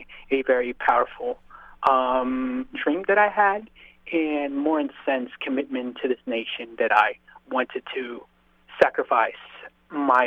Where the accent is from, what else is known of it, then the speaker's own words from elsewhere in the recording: United States; I grew up in this country since I was a five-year-old